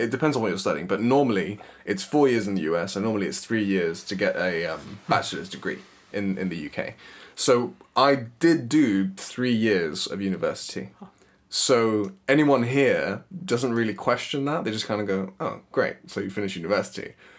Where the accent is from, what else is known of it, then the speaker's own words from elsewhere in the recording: Paraguay; moved away as an adult; also born or lived in United States; now in London, United Kingdom; I'm also technically a Paraguayan citizen. So Paraguay is a country in South America. My mum is British, my dad is Paraguayan, and I was born and raised there until I was 18. After living there for 18 years, I moved to the US, where I met my wife.